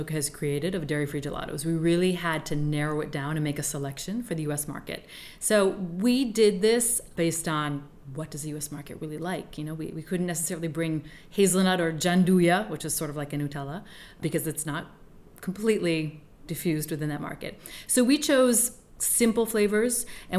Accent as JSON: {"language": "English", "country": "United States", "moved": "yes", "said": "because as an American, I love peanut butter. And I live in another country where I don't have easy access to peanut butter."}